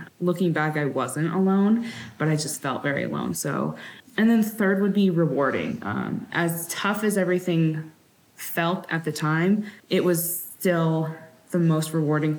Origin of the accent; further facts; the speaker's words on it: Sacramento, California, United States; now in Wyoming, United States; I'm from Sacramento originally, but we currently live in Wyoming